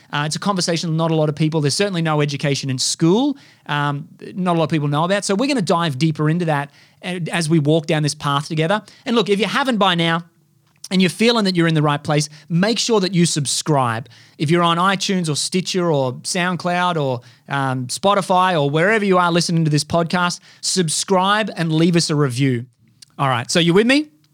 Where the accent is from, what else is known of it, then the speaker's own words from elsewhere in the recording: Australia; I was brought up here in Australia